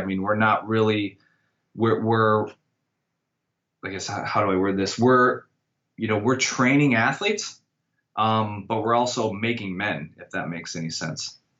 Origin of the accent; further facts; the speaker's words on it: Iowa, United States; moved away as an adult; now in Washington, D.C., United States; I'm from originally from Iowa